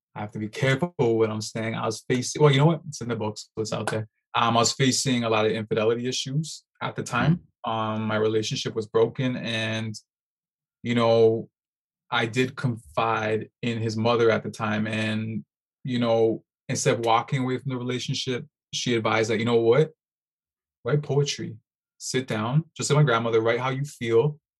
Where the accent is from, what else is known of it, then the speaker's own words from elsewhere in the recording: Toronto, Ontario, Canada; born and raised in Toronto